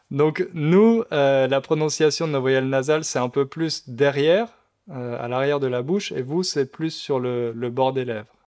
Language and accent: French; Centre region, Centre-Val de Loire, France; accent: accent de région centre; moi aussi j'ai un accent, l'accent de région centre.